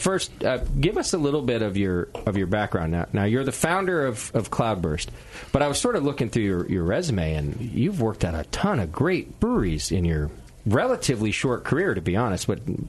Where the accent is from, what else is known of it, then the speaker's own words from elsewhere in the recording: Connecticut, United States; moved away; I'm from Connecticut too